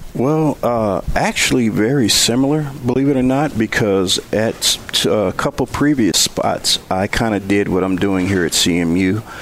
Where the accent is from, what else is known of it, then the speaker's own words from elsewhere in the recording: Benton Harbor, Michigan, United States; also born or lived in Prairie View, Texas; now in Mount Pleasant, United States; I was growing up in Benton Harbor playing golf for Benton Harbor High School